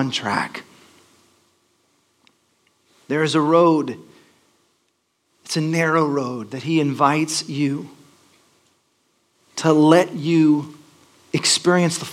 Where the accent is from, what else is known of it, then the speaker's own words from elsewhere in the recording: Texas, United States; moved away as an adult; also born or lived in Los Angeles; I grew up in Texas, and my parents made me go to church